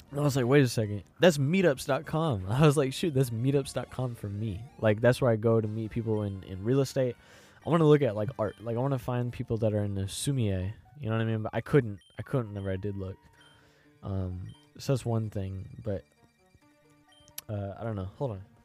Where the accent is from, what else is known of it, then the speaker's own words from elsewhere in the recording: Florissant, Missouri, United States; I'm from Florissant